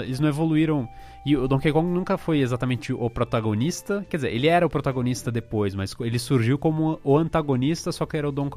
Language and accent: Portuguese; São Paulo, Brazil; tinha uma lá no meu bairro, aqui em São Paulo